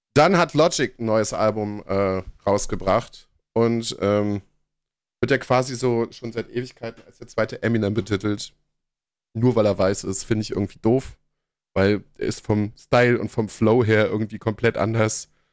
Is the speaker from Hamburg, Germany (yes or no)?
no; Berlin, Germany; ich komme aus Pankow